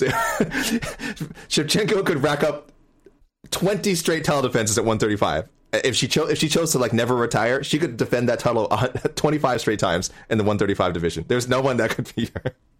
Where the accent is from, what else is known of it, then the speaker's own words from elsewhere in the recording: Canada; we're Canadian